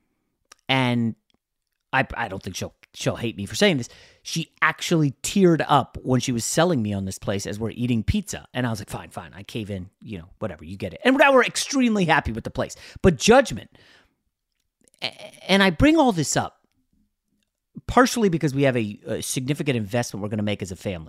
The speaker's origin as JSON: {"language": "English", "town": "New York City", "region": "New York", "country": "United States", "tie": "born or raised there", "also_born_or_lived": "Manhattan, New York City / Brooklyn, New York City", "said": "some relatives who lived in Queens, where I was born"}